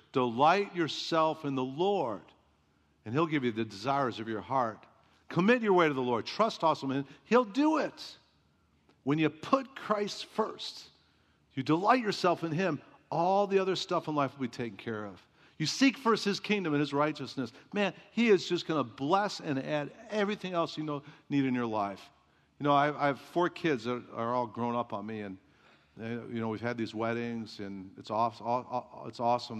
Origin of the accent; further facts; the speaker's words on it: Chicago, Illinois, United States; moved away; I grew up in Chicago